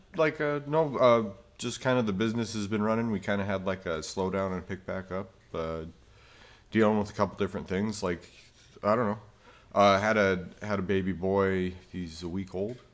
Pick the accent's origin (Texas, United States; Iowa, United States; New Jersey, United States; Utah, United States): Utah, United States; I grew up in Utah